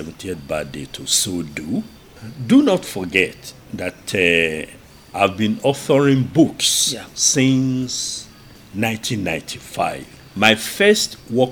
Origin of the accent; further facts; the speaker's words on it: Ogbomosho, Oyo, Nigeria; I'm from Ugbomosho